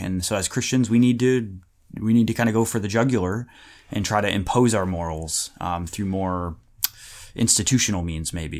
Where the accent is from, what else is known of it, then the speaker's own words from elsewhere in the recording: United States; when I was growing up in America